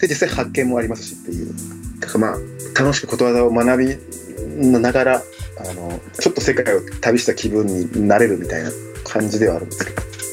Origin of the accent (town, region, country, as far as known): Himeji, Hyogo, Japan; born or raised there; moved away as an adult; also born or lived in Cameroon; now in Tokyo, Japan